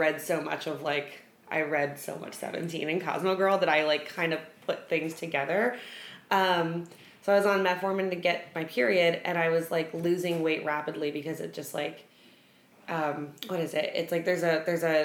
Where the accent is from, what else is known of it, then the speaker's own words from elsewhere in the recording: New York City, New York, United States; my whole family's like big baseball people because we're from the Bronx